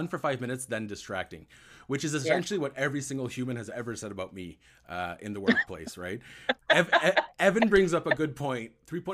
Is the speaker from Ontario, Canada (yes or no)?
yes; Ottawa, Ontario, Canada; I grew up in Ottawa